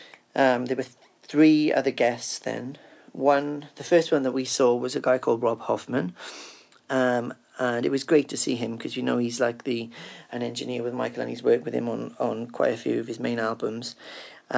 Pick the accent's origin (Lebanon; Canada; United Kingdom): United Kingdom; Cardiff, Wales; I'm from Cardiff in the UK